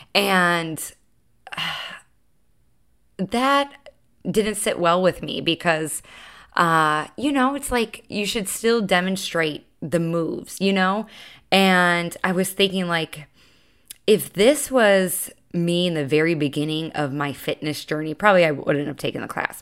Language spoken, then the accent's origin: English; Chicago, Illinois, United States; now in Charleston, United States; I'm from Chicago